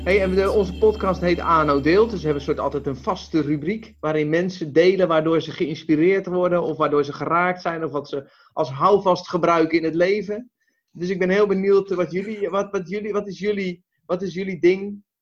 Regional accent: Westland, South Holland, Netherlands; ik kom uit het Westland

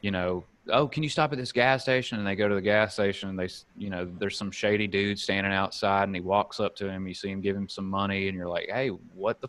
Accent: Alabama, United States; moved away as an adult; also born or lived in Mississippi; now in San Diego, United States; growing up in Alabama, there's only a handful of options that you can choose from

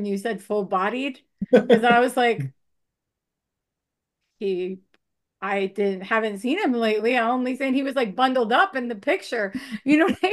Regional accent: Long Island, New York, United States; moved away; I came from Long Island

